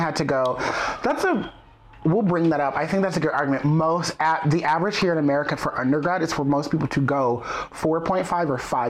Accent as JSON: {"language": "English", "town": "Boston", "region": "Massachusetts", "country": "United States", "tie": "born or raised there", "said": "So, growing up in Boston, of course, there's Broadway, there's regional theater, there's community theater"}